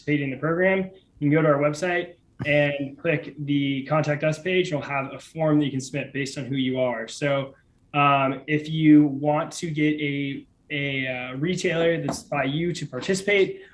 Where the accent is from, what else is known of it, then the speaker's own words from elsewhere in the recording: Kansas City, Missouri, United States; moved away; I'm from Kansas City originally